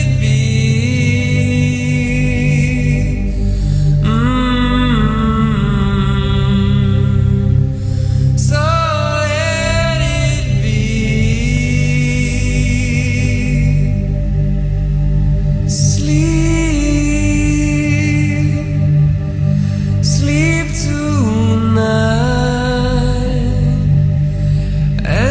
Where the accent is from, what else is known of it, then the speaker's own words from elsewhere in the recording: Scranton, Pennsylvania, United States; moved away as an adult; now in Tampa Bay, United States; growing up in Scranton, Pennsylvania, and all the snow we used to get there